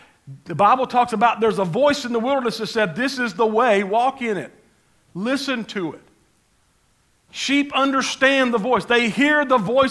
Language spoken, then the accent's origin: English; Panama City, Florida, United States; I grew up in Panama City, and I'm just a country boy type, redneck kind of a guy